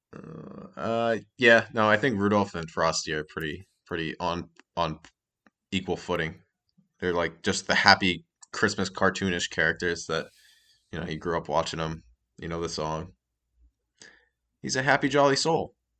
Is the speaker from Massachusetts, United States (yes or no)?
yes; Massachusetts, United States; I'm from Massachusetts